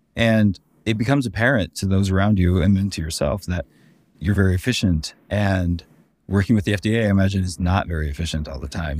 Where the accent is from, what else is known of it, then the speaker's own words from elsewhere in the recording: Denver, Colorado, United States; I'm from Denver myself.